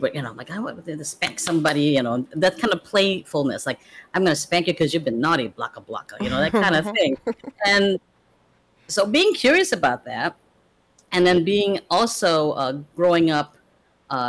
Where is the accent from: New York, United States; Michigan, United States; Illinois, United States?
Illinois, United States; Chicago; also born or lived in Philippines; I pretty much grew up in Chicago most of my life. My family emigrated here, and I came here very young. I was like 8, and emigrated to the U.S.